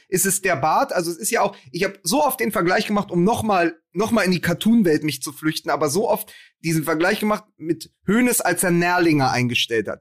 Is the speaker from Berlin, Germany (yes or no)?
yes; Berlin, Germany; als Berliner